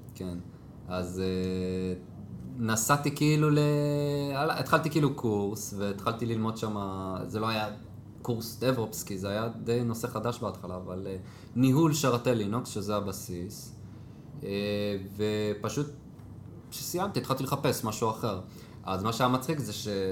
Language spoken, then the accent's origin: Hebrew; Jerusalem, Jerusalem District, Israel; moved away as an adult; now in Haifa, Israel; גדלתי בשכונת גילה שהייתי קטן, אחרי זה עברנו לבית הכרם